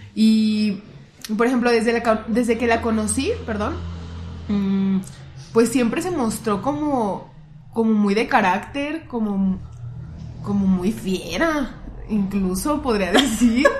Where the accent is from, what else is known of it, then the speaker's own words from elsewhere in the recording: Guadalajara, Jalisco, Mexico; nosotros somos tapatías